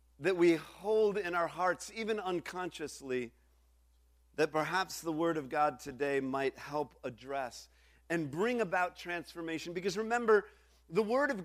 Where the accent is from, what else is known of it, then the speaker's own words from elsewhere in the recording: United States; standing here as an American